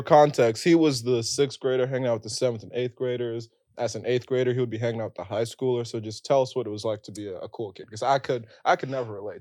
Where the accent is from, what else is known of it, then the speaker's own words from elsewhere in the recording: West Windsor, New Jersey, United States; moved away as an adult; now in New York City, United States; we're from Central Jersey